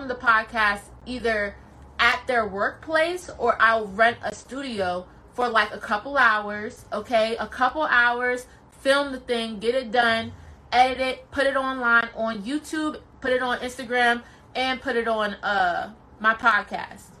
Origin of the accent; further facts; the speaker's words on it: Columbia, Maryland, United States; He's also from the same hometown I'm from. I'm from Columbia, Maryland